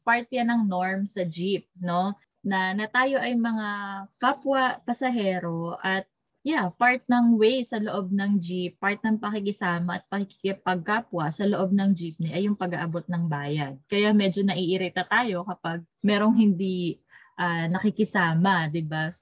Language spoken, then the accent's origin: Tagalog; Philippines; our Filipino identity